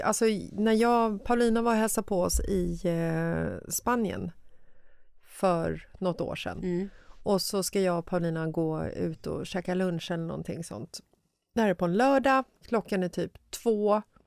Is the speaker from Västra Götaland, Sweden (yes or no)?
no; Stockholm, Stockholm County, Sweden; Jag är uppvuxen i Bagarmossen